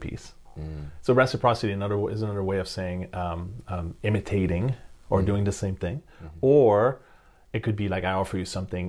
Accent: Canada; I'm Canadian

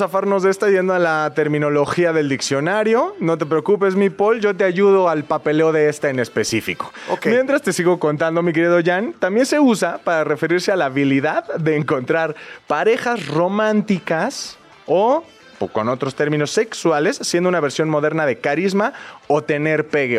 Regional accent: Mexico City, Mexico; Yo soy chilango, todo se llama quesadilla y todo va en bolillo.

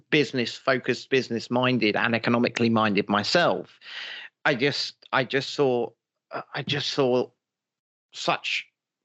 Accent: United Kingdom; as a British person myself

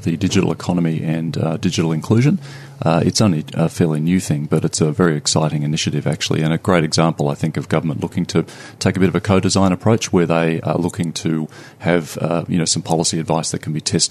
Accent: Sydney, New South Wales, Australia; accent: Australian; moved away as an adult; now in Auckland, New Zealand; I'm Australian, as you may be able to tell from my accent. I'm a Sydney boy, but happily based in Auckland for the last 8 years.

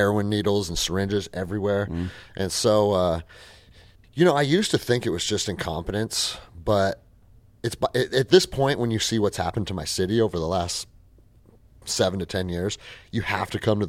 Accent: Seattle, Washington, United States; I mean, I grew up in Seattle. I was a little skater kid at 13 years old

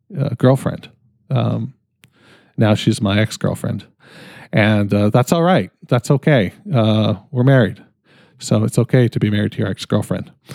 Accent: Canada; I'm fucking Canadian

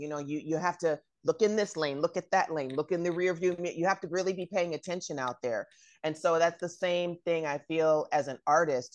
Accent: Bay Area, California, United States; I'm from the Bay Area

